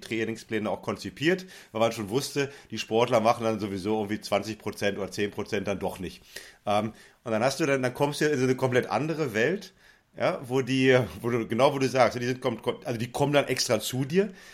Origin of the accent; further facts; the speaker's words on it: West Germany, Germany; als Wessi